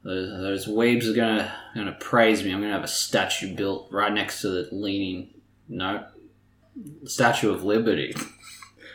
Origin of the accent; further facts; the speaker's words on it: Australia; we're Australian